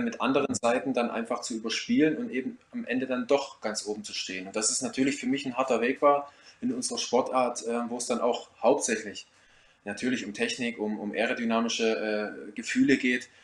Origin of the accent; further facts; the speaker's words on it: Ore Mountains, Saxony, Germany; moved away; also born or lived in Black Forest; Ich komme ja gebürtig aus dem Erzgebirge